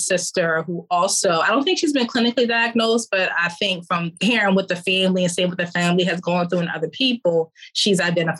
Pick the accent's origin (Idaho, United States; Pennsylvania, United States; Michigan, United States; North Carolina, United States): Pennsylvania, United States; Philadelphia; So I grew up in Philadelphia. I grew up in a household with both parents. I had five brothers and three sisters.